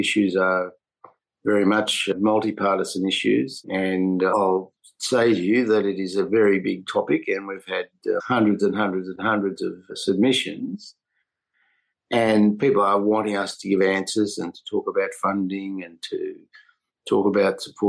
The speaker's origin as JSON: {"language": "English", "region": "New South Wales", "country": "Australia", "said": "New South Wales, my home state"}